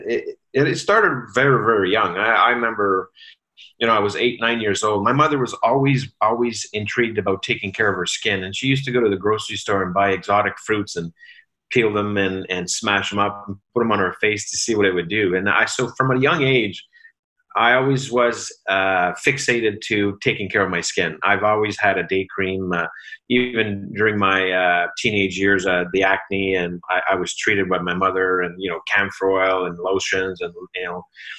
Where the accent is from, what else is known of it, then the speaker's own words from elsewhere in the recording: Sudbury, Ontario, Canada; now in Ottawa, Canada; moved to Ottawa to really ramp up her business here in Ottawa, because we come from Sudbury.